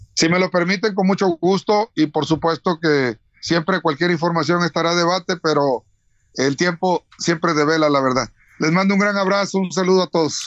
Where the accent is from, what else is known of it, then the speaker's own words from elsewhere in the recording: Veracruz, Mexico; Nosotros somos veracruzanos, en mi caso, porque soy hijo de padres y de abuelos veracruzanos, pero aparte nací en Veracruz.